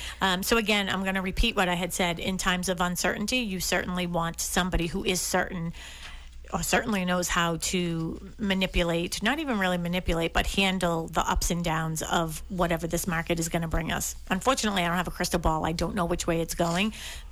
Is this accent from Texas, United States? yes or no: no; Massachusetts, United States; Main roads don't bother me. I mean, I grew up on Dorchester Avenue, Columbia Road. So there you go. I mean, it couldn't get much busier than that.